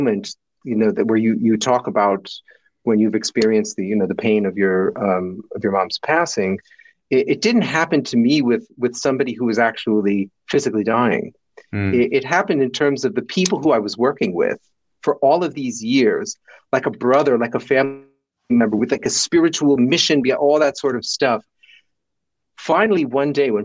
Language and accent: English; New Jersey, United States; accent: Jersey; moved away as an adult; also born or lived in India; when I would go back to America, I could switch into like, you know, from New Jersey. So I'd switch into Jersey.